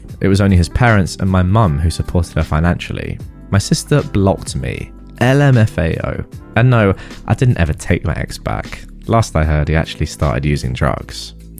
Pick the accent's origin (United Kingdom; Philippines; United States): Philippines